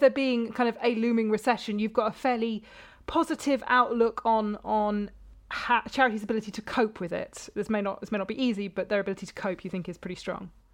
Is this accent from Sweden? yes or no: no; just outside of Bristol, South West England, United Kingdom; I grew up just outside of Bristol